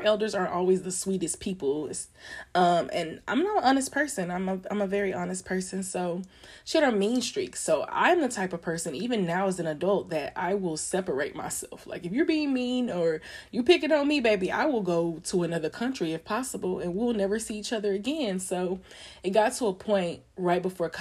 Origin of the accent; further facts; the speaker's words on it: Longview, Texas, United States; I grew up in Longview